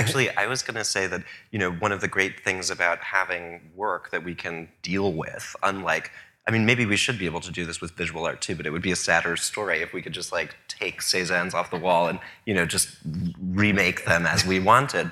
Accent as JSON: {"language": "English", "region": "New York", "country": "United States", "also_born_or_lived": "Paris", "said": "as a New Yorker"}